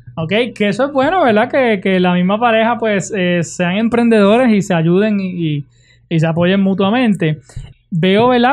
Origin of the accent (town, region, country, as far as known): Puerto Rico